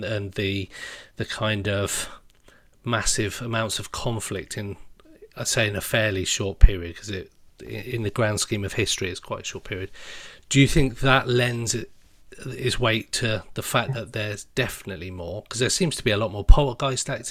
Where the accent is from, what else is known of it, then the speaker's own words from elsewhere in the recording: Oxford, South East England, United Kingdom; I'm from Oxford or near Oxford